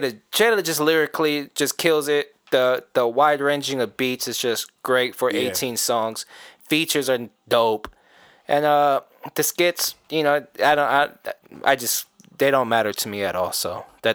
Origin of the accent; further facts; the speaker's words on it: California, United States; I'm from California.